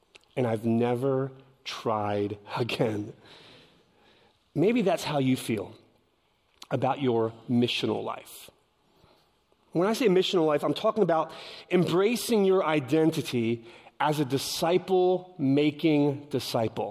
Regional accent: Philadelphia, Pennsylvania, United States; I'm from Philadelphia, the concrete jungle.

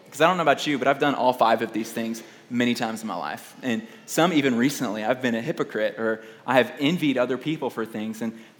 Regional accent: Houston, Texas, United States; Like, I grew up in Houston, Texas, and I love Mexican food.

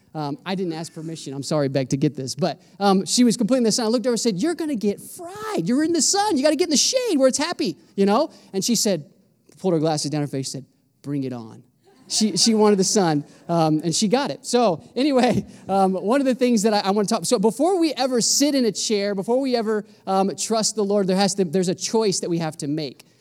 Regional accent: Florida, United States; I'm from Florida

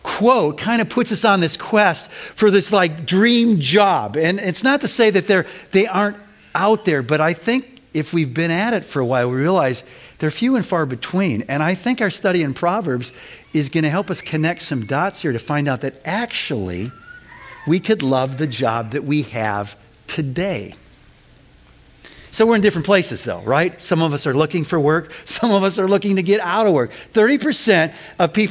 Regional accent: Winnetka, Illinois, United States; Winnetka Bible Church where I grew up

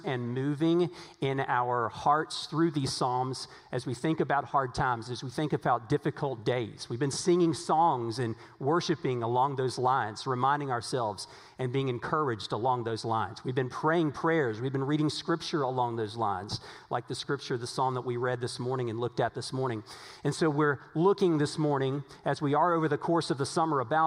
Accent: Virginia, United States; now in Texas, United States; Now, I grew up in Virginia. I didn't grow up in Texas. Now, I've lived in Texas a long time now, but I grew up

